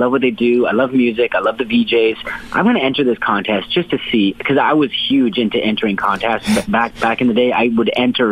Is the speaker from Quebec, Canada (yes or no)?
no; Hamilton, Ontario, Canada; it was a good household growing up in Hamilton.